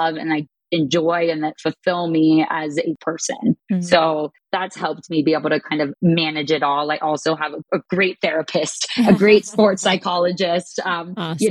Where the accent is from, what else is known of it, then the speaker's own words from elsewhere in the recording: Kansas City, Missouri, United States; moved away as an adult; also born or lived in Minnesota / California; growing up, I grew up in Kansas City, not around water